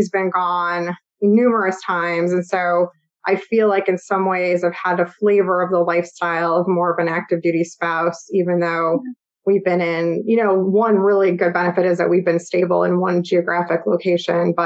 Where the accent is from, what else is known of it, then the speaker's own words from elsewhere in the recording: Chicago, Illinois, United States; moved away as an adult; now in Washington, D.C. area, United States; I'm originally from Chicago, Illinois. Or the Chicago suburbs, really